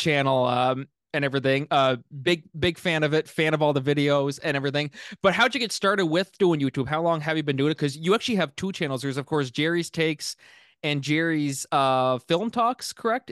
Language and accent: English; Miramichi, New Brunswick, Canada; my hometown here in Miramichi